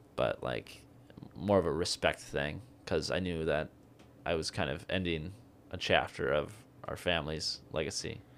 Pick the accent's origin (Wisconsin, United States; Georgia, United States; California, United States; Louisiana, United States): Wisconsin, United States; Tomah; that's where I was brought up